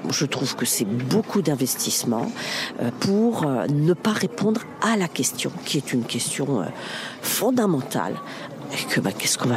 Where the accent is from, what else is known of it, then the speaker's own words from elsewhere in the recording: Germany; On est entré parce qu'on est allemand en fait, c'est pour ça.